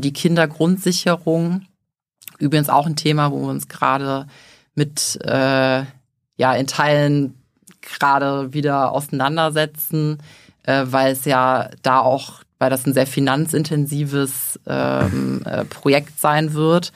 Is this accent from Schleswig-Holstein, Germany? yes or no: no; Leverkusen, North Rhine-Westphalia, Germany; also born or lived in Düsseldorf; Ich bin geboren und aufgewachsen in Leverkusen